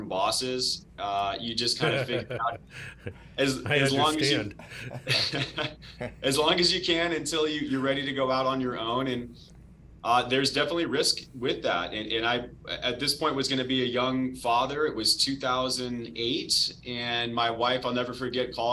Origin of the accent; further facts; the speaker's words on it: Arizona, United States; I'm born and raised in Arizona